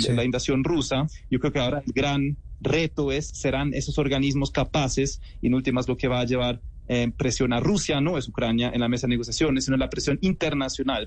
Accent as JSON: {"language": "Spanish", "country": "Germany", "said": "siendo alemán"}